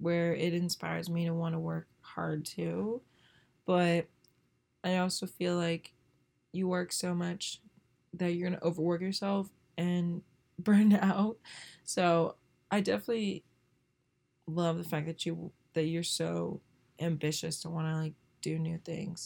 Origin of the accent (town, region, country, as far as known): Northern Virginia, United States; born or raised there